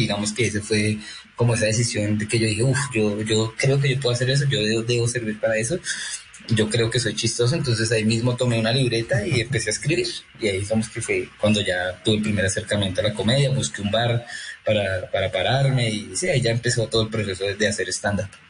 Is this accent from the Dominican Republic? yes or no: no; Chía, Cundinamarca, Colombia; yo soy de Chía